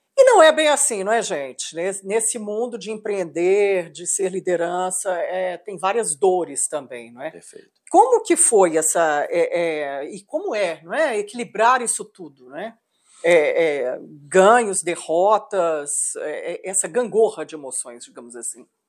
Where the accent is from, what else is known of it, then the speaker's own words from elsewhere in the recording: Minas Gerais, Brazil; como mineira